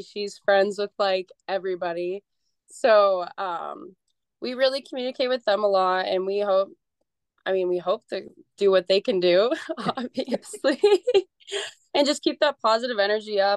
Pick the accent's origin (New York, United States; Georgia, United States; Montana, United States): Montana, United States; Billings; I am from Billings and I played for a small local summer ball association